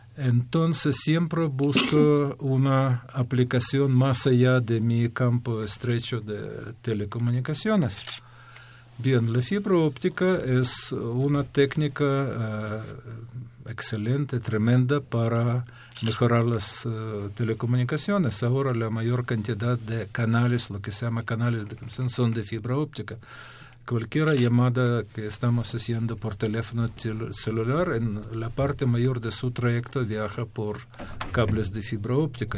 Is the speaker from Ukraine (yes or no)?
yes; Ukraine; Spanish is a second language; moved away as an adult; also born or lived in Kyiv, Ukraine; now in Mexico; yo soy de Ucrania, hice mis estudios hasta nivel de doctorado en Ucrania.